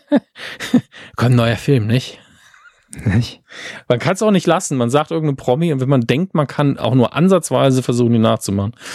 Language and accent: German; Merzig, Saarland, Germany; moved away; Ist ja meine alte Heimat